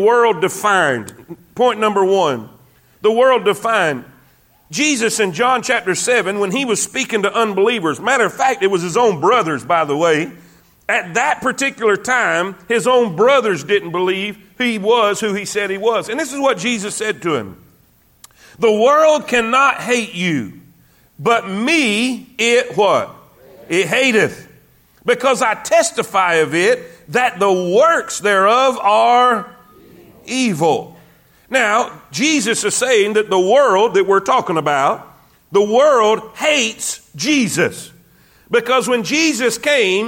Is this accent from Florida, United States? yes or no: yes; South Florida, United States; I grew up in South Florida. I'm an ocean guy myself